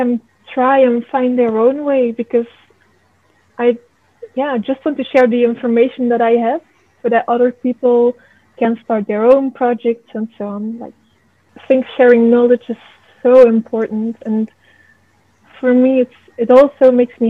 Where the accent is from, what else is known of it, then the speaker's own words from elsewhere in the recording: Belgium; I'm from Belgium.